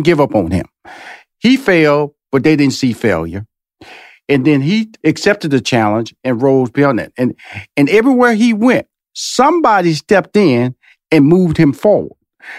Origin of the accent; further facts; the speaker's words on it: Houston, Texas, United States; Is that I'm from Houston, Texas, so I've been celebrating Juneteenth.